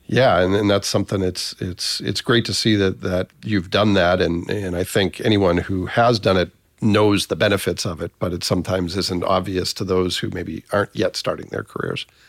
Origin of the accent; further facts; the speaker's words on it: Massachusetts, United States; moved away; also born or lived in Northeast Indiana; I spent about half my life in Massachusetts, but most of my career has been in Northeast Indiana